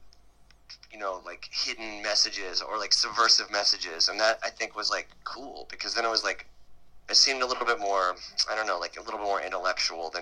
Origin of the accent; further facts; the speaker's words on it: San Diego, California, United States; we grew up in San Diego